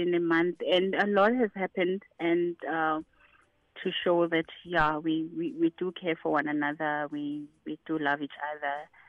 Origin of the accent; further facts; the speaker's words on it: Limpopo, South Africa; that Domi will be very excited to hear that I'm from Limpopo.